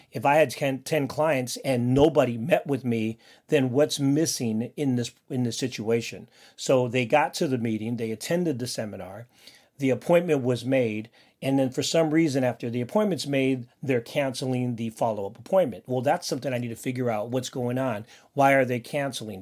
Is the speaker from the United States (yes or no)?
no; Philippines; I'm Filipino, and I have a big family